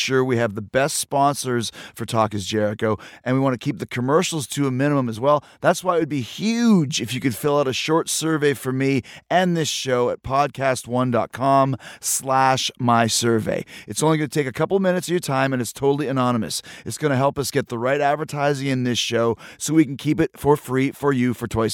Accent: Winnipeg, Manitoba, Canada; I grew up in Winnipeg

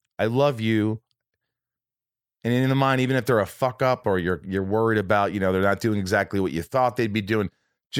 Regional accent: Indiana, United States; also born or lived in Connecticut / New York; my whole family was from New York, but we moved from, like, we lived in Connecticut for 2 years, and then we moved to Indiana

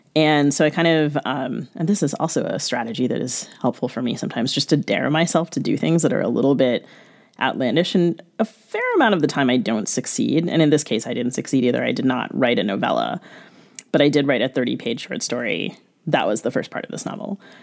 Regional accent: United States; I grew up in the United States

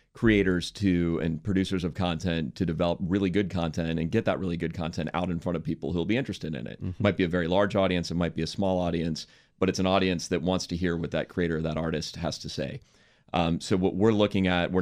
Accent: Washington, District of Columbia, United States; moved away as an adult; also born or lived in San Francisco / New York; I grew up in Washington, D.C.

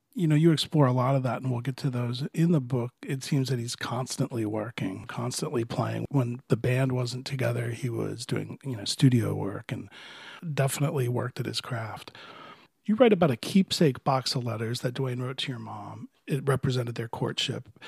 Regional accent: Miami, Florida, United States; I grew up in Florida, but it was a lot further south in Miami in the 60s and 70s

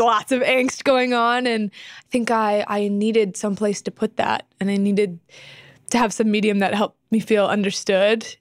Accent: Temecula, California, United States; I was born in Temecula, California, which is about two hours out of L

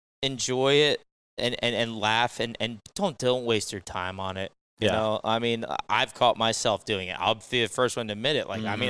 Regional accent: New Jersey, United States; now in North Carolina, United States; They had no idea I was from I was from Jersey.

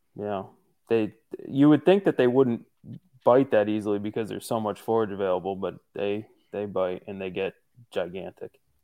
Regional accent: northeastern Pennsylvania, United States; I'm from Pennsylvania, northeastern Pennsylvania specifically

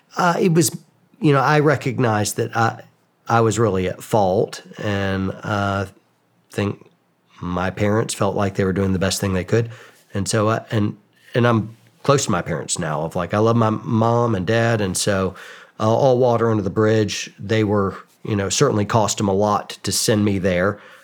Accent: suburbs of Atlanta, Georgia, United States; I grew up in Georgia, kind of the suburbs of Atlanta

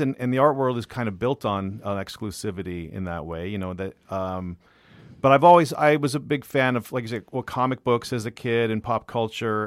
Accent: Bay Area, California, United States; moved away as an adult; also born or lived in Los Angeles / New York; I grew up in the Bay Area, and I went to art school at Otis in L

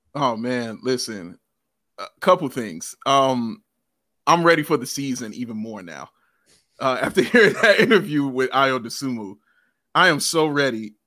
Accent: Chicago, Illinois, United States; I'm from, from the city

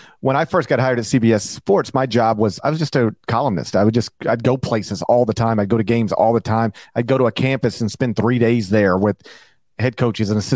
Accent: the South, United States; I'm from the South

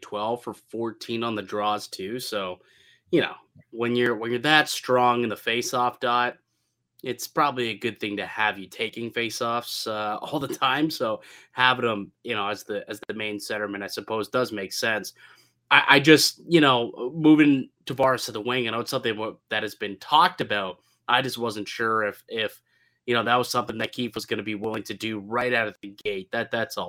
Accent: Niagara Falls, Ontario, Canada; growing up in Niagara Falls

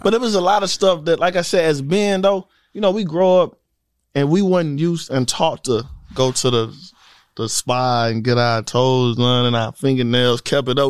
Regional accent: St. Louis, Missouri, United States; now in Georgia, United States; I'm from St. Louis

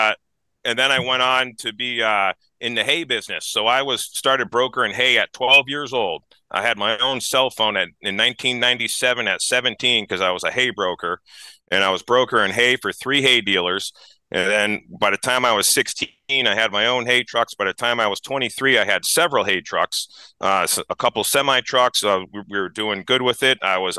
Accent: New Hampshire, United States; I'm from New Hampshire. I moved here for the Free State Project.

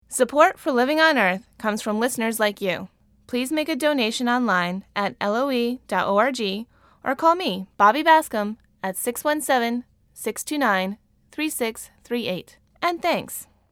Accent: U.S. Virgin Islands; also born or lived in Saint Kitts; I was born in Saint Thomas

